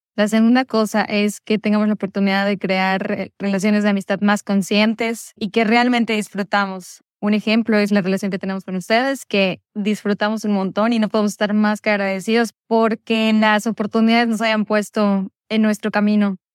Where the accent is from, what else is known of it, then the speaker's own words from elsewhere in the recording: Brazil; Spanish is a second language; also born or lived in Vienna, Austria; now in Geneva, Switzerland; un brasileño que estaba viviendo en Viena y ahora justo ha cambiado a vivir en Suiza, en Ginebra